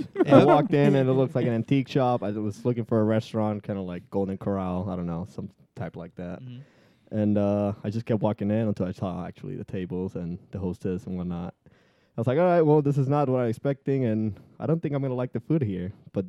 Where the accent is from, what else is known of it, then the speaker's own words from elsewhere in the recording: San Juan, Puerto Rico; It says that I'm from San Juan, Puerto Rico.